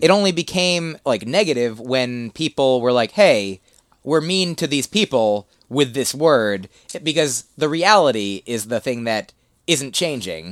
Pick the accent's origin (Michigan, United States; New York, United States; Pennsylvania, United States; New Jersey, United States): New Jersey, United States; moved away as an adult; also born or lived in Boston; Grew up in New Jersey, uh, then lived there till eighteen